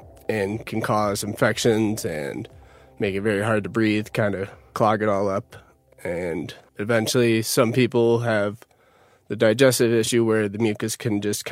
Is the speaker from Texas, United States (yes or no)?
no; Utica, New York, United States; I'm originally from Utica, New York